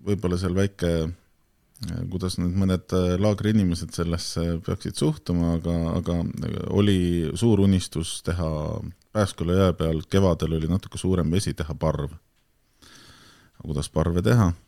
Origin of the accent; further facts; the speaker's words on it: Tallinn, Harju County, Estonia; siis olen sündinud äh, laagris Tallinna piiril, teinud seal oma esimesed sammud ja esimesed lollused.